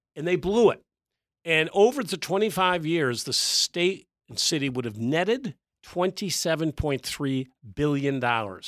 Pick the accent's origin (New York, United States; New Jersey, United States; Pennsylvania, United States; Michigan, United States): New York, United States; Syracuse; now in Virginia, United States; I grew up in Syracuse, New York